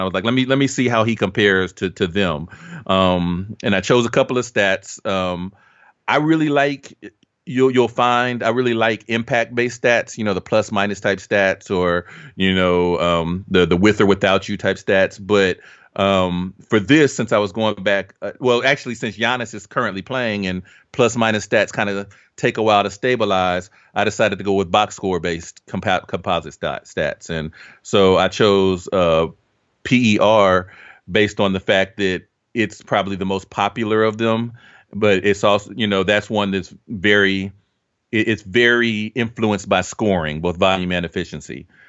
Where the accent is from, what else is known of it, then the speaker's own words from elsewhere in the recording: Dayton, Ohio, United States; I grew up in Dayton, Ohio.